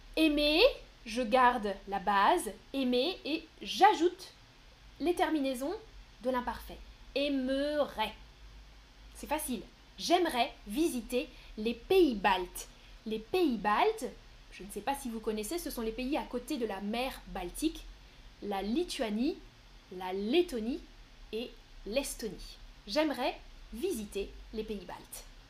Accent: northern France, France; je viens du nord de la France

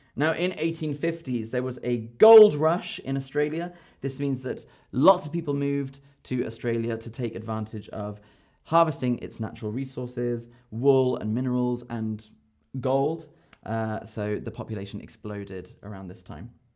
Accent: London, United Kingdom; I'm from London

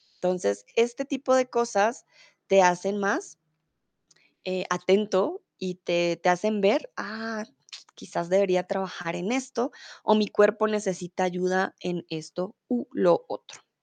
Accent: Bogotá, Colombia; first language Spanish; now in Germany; soy de Colombia, de la capital, de Bogotá

